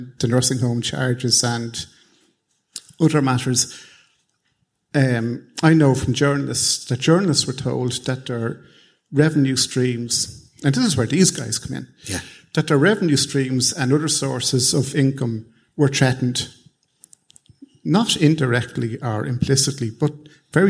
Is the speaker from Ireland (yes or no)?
yes; Ireland; I grew up in Ireland in the 70s